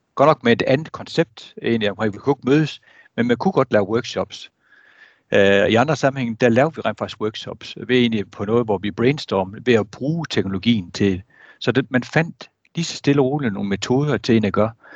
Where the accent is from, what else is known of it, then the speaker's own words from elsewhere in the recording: Jutland, Denmark; nu er jeg jyde